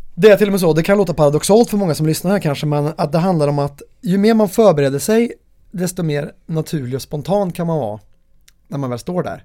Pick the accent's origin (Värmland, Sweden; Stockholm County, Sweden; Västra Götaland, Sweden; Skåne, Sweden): Värmland, Sweden; min värmländska personlighet